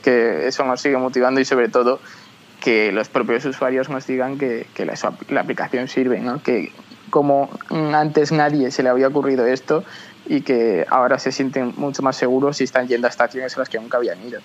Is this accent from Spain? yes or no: yes; Tres Cantos, Community of Madrid, Spain; somos de Tres Cantos, una ciudad a unos 20 kilómetros de Madrid